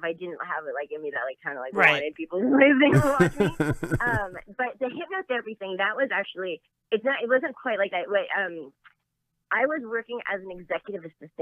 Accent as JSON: {"language": "English", "town": "Los Angeles", "region": "California", "country": "United States", "tie": "born or raised there", "said": "I'm an actual Valley girl. So I was raised in the Valley in Los Angeles."}